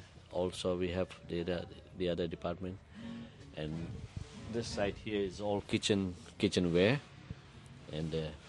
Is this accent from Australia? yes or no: no; Fiji; moved away as an adult; also born or lived in New Zealand; now in Ngaruawahia, New Zealand; I'm from Fiji. And here, I live here in New Zealand from last 7 years.